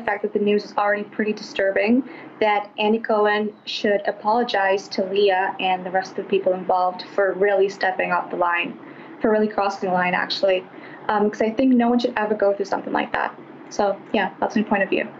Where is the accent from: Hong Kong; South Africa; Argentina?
Argentina; I'm from Argentina